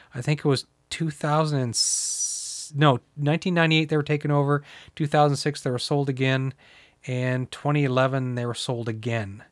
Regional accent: the Maritimes, Canada; moved away; I'm from the Maritime, so I used to go down, we used to cross border shop into Maine

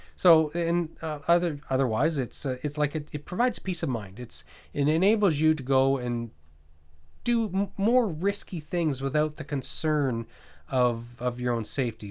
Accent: New Brunswick, Canada; moved away; also born or lived in Nova Scotia / British Columbia; I grew up in New Brunswick, uh, Bay of Fundy

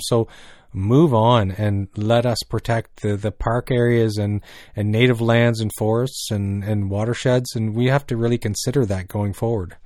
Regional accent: New Brunswick, Canada; I grew up in New Brunswick, and one thing I noticed from growing up in New Brunswick

